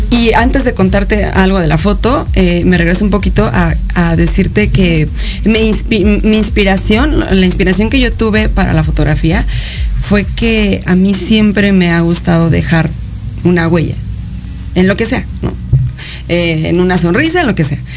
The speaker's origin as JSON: {"language": "Spanish", "region": "Mexico City", "country": "Mexico", "tie": "born there", "said": "Eh, bueno, pues nací en la Ciudad de México eh"}